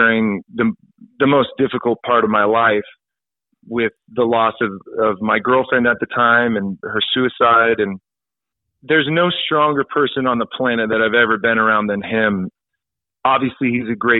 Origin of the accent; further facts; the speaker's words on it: El Dorado Hills, California, United States; moved away; growing up in El Dorado Hills, as you know, it's a very safe, friendly, no problems neighborhood